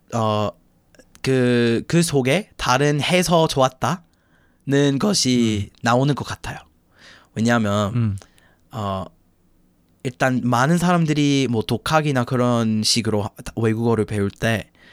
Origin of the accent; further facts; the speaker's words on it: Chicago, Illinois, United States; Korean is a second language; moved away as an adult; also born or lived in Busan; now in Korea; 저는 뭐 시카고에서 왔고 아, 미국 놈이고